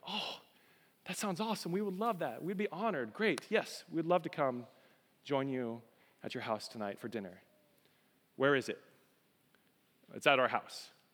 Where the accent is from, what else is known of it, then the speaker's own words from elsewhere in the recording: Colorado, United States; moved away; I'm a Colorado boy